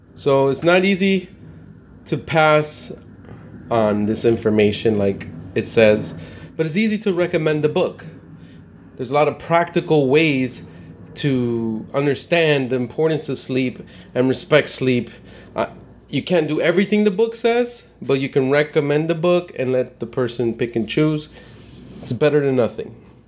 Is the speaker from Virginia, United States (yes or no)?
no; Chicago, Illinois, United States; I was born and raised in Chicago